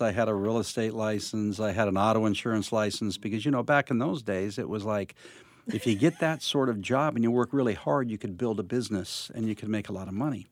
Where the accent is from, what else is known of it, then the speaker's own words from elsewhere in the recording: Covina, California, United States; also born or lived in Los Angeles; I grew up in Covina area